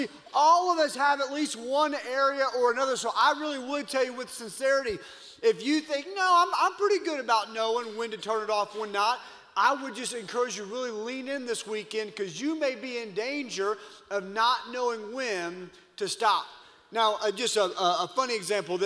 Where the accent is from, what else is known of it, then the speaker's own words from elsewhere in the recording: Louisiana, United States; moved away; I grew up in Louisiana